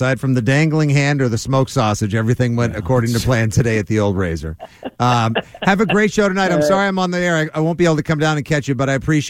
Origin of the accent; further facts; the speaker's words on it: South Shore, Massachusetts, United States; I'm from the South Shore.